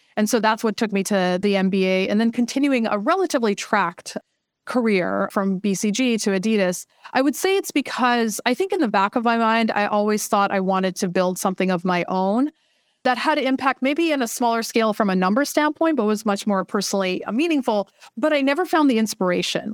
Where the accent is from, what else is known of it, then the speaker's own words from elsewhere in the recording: Vancouver, British Columbia, Canada; moved away as an adult; also born or lived in China / Boston / Seattle; I'm from Vancouver, and so right now we're actually based up here in Vancouver.